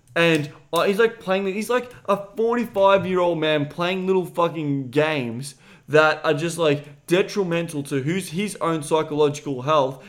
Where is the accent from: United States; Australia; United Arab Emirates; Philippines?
Australia; I'm Australian